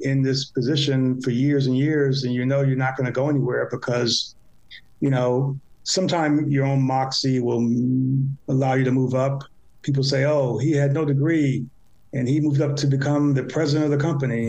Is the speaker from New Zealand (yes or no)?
no; Chicago, Illinois, United States; I grew up in the South Side of Chicago